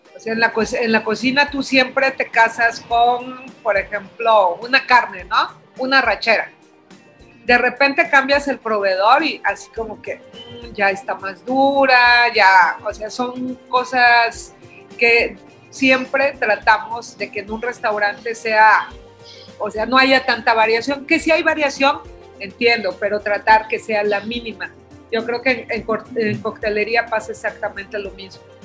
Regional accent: Oaxaca, Mexico; como todo oaxaqueño

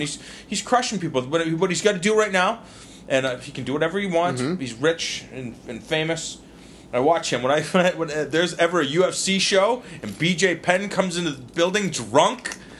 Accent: Trinidad & Tobago; I'm Trinidadian.

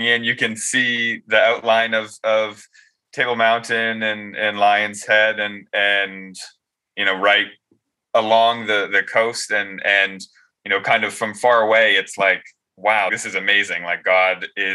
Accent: Maryland, United States; I am from Maryland, and I go to the Baltimore Ecclesia

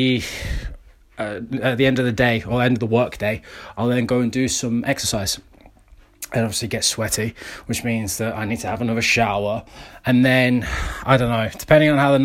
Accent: United Kingdom; I'm British

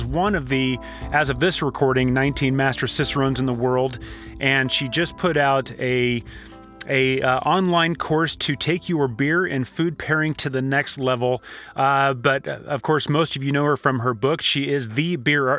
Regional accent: Southern California, United States; Growing up in Southern California, I was definitely exposed to Spanish

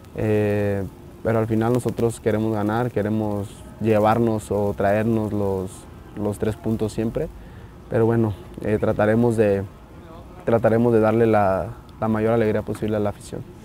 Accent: Mexico; todos somos mexicanos

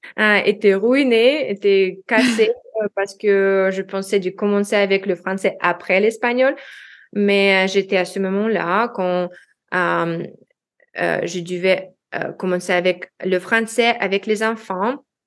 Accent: Russia; first language Russian; French is a second language; moved away as an adult; also born or lived in United States / Washington DC, United States; now in Lyon, France; je suis une expatriée russe-américaine en France maintenant

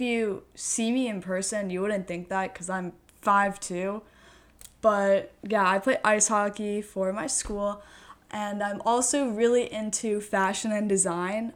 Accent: Washington, District of Columbia, United States; I'm from Washington, D C

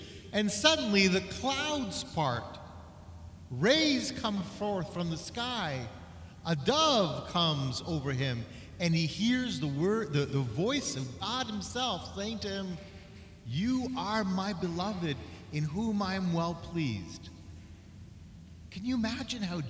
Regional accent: Canada; as a Canadian

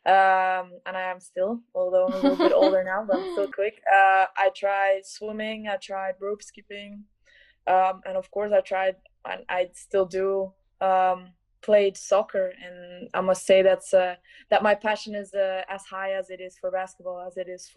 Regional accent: Belgium; moved away as an adult; now in Zaragoza, Spain; I'm from Belgium.

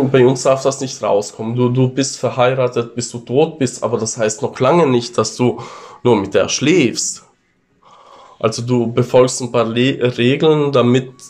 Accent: Italy; ich wurde hier als Italiener mal als animalisch bezeichnet

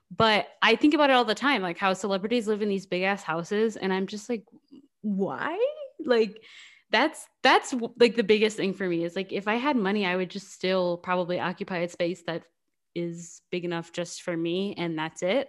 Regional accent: United States; we are both American and have not occupied, um, outside of America

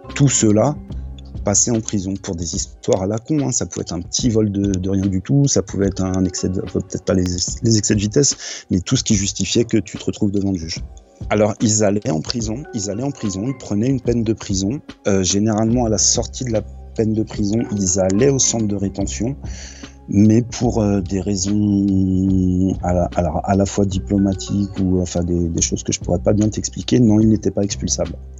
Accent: France; je suis français

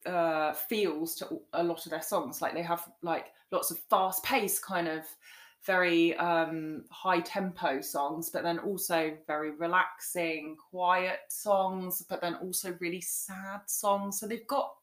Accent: England, United Kingdom; but I'm English

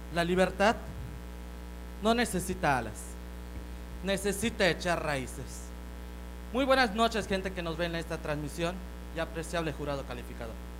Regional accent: Valladolid, Yucatán, Mexico; soy originario de Valladolid, Yucatán

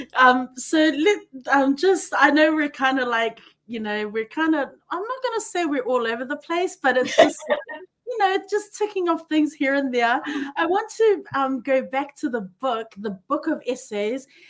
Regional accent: Auckland, New Zealand; growing up in New Zealand and Auckland, you know, we had we, the church was our village

